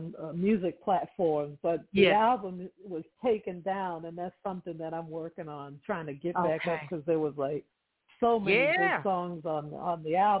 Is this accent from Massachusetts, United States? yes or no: yes; Boston, Massachusetts, United States; moved away as an adult; now in Los Angeles, United States; I'm from Boston, Massachusetts, first of all.